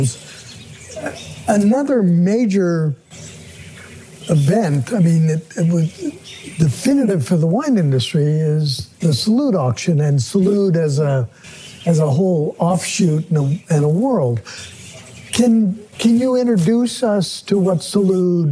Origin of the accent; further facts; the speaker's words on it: Portland, Oregon, United States; also born or lived in Newberg, Oregon; I grew up from age 11 in Portland